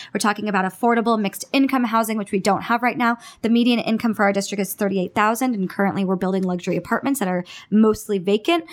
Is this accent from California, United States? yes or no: yes; Sunnyvale, California, United States; moved away as an adult; now in Los Angeles, United States; growing up in the Bay Area, which is very progressive